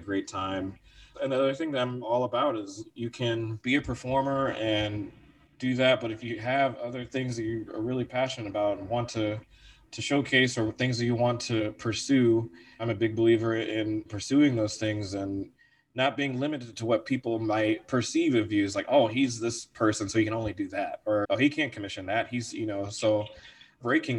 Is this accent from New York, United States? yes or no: no; Virginia Beach, Virginia, United States; moved away as an adult; also born or lived in Wheaton, Illinois; now in Chicago, United States; I'm from Virginia. I call Virginia the place where I grew up